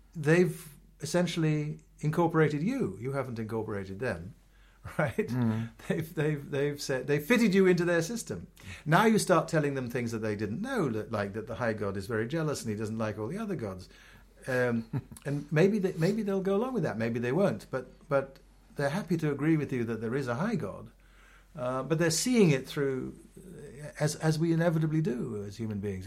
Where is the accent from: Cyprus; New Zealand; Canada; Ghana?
Ghana; moved away as an adult; also born or lived in London, United Kingdom; now in United States; I grew up in, in Ghana, I was born in England